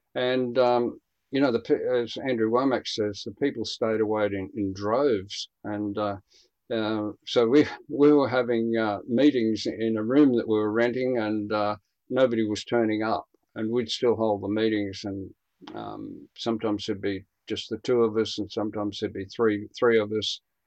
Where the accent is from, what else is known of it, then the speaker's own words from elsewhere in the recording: Queensland, Australia; also born or lived in Brisbane, Australia; me being a Queenslander and an East Coaster